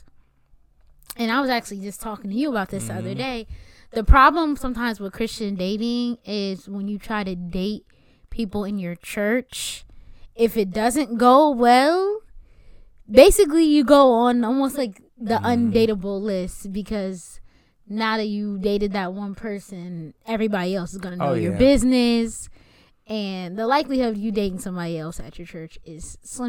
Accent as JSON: {"language": "English", "region": "Delaware", "country": "United States", "said": "I'm from Delaware, and Delaware is very small. Everybody knows everybody"}